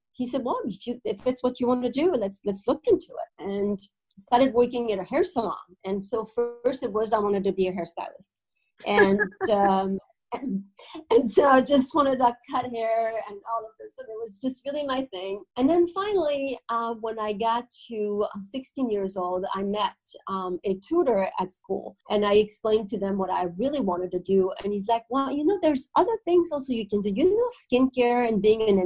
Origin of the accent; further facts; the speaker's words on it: France; now in Netherlands; I am from France. I'm from a very small town in France